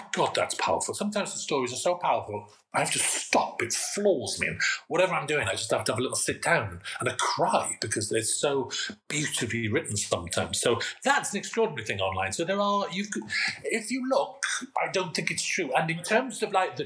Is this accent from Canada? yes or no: no; Swansea, Wales, United Kingdom; moved away; also born or lived in Manchester; I'm from Swansea. I live in I spent half the year in Manchester, half the year in Swansea